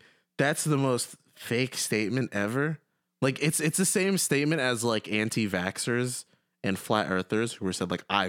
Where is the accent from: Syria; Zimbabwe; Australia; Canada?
Syria; I'm from Syria.